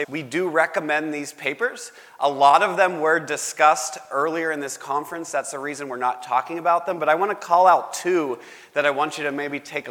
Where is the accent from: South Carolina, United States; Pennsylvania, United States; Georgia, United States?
Pennsylvania, United States; Pittsburgh; I'm from Pittsburgh.